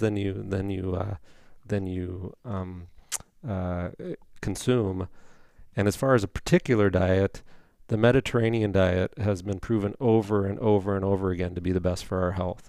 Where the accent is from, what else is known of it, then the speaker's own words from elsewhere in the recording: Indiana, United States; moved away as an adult; also born or lived in Saint Paul, Minnesota / New Richmond, Wisconsin; I'm from Indiana originally, so went back down there for med school and residency